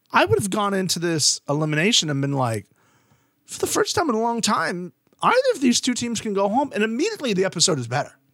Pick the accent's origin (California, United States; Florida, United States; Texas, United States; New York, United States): Florida, United States; coming from a Florida standpoint